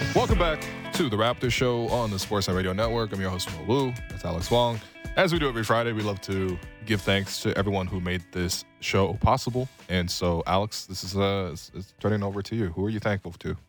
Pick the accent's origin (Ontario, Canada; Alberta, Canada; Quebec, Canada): Ontario, Canada; Toronto; I was from Scarlet Road